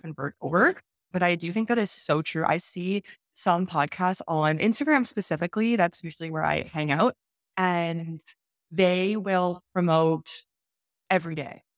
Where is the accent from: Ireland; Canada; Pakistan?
Canada; moved away as an adult; also born or lived in China; I'm from Canada